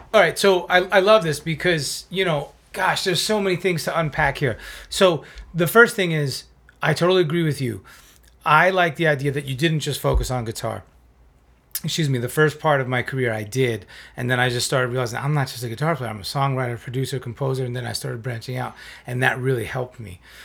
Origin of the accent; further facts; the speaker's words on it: South Florida, United States; also born or lived in New York; a community college in South Florida where I was growing up at the time. I'm from New York originally.